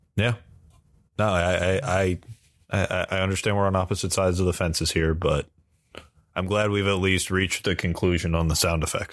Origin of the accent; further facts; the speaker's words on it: Allentown, Pennsylvania, United States; I'm from Allentown, but it's like an hour outside of Philly